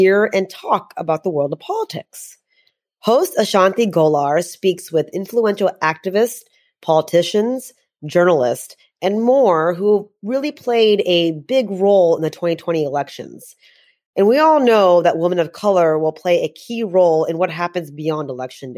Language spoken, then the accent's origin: English; Texas, United States; I'm from Texas